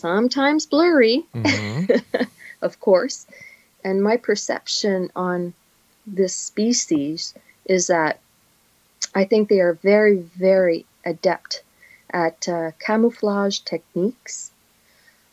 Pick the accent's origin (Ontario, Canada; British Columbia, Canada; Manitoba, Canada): Ontario, Canada; Northern; now in Quebec, Canada; I come from Northern Ontario. I spent my entire life in the bush